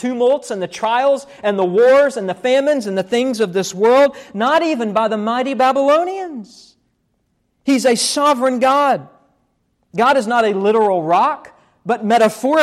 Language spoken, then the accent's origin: English; West Virginia, United States; born or raised there